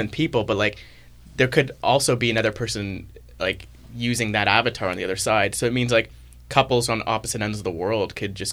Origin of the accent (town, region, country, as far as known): Toronto, Ontario, Canada